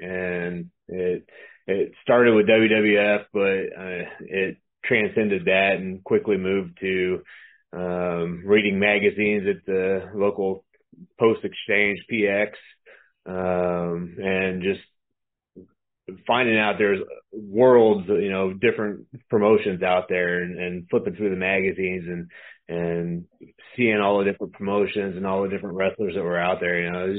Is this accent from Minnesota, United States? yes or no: no; Hollywood, California, United States; born there; I'm from I was actually born in California, so I'm built in California, okay. But I was actually born in California, so it's really not a stretch.